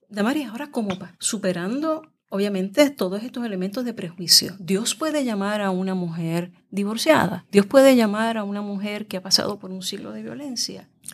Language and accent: Spanish; Puerto Rico; la realidad nuestra como mujeres puertorriqueñas